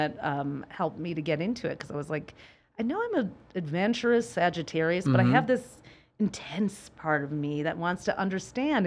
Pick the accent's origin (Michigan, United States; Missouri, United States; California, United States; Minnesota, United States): Michigan, United States; Detroit; We grew up in Detroit